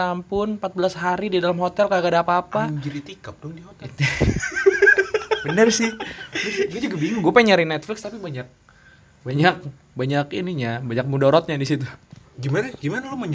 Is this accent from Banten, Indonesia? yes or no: yes; Banten, Indonesia; Kalau gini gue dari Banten coy lagi